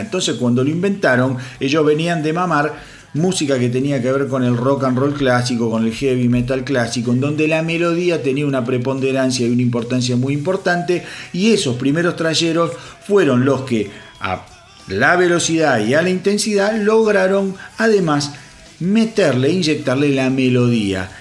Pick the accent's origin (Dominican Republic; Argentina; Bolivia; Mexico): Argentina; yo soy de Argentina